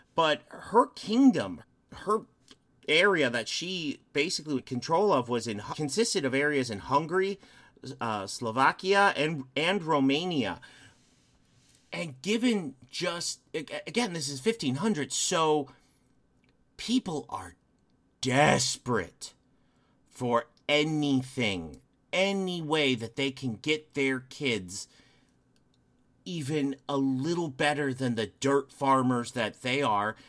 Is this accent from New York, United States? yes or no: no; Chicago, Illinois, United States; moved away; I'm from the Chicagoland area originally